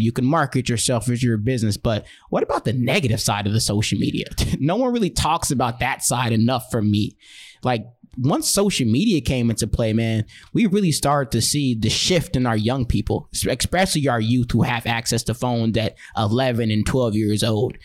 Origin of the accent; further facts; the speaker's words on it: Chicago, Illinois, United States; also born or lived in Rockford, Illinois; I was born and raised in Chicago, lived in Rockford, Illinois for a majority of my life, but been back and forth everywhere